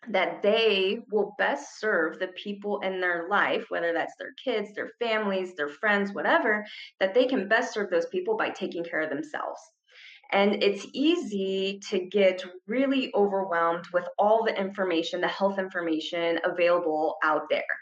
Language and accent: English; Ohio, United States; moved away as an adult; now in Arizona, United States; So I came here from Ohio to go to school and I just never left. And I just absolutely love it in Arizona.